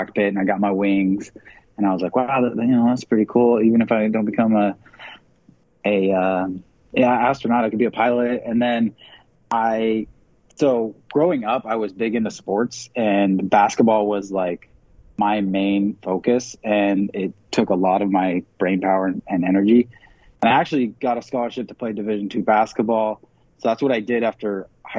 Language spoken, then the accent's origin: English; Seattle, Washington, United States; also born or lived in Georgia; I'm originally from Seattle